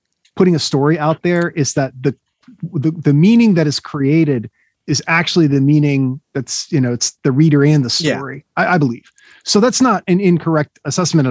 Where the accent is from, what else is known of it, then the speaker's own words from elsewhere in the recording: United States; as an American